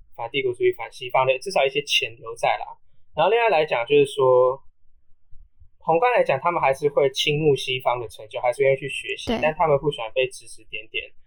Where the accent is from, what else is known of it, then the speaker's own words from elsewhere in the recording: Taiwan; 我们台湾人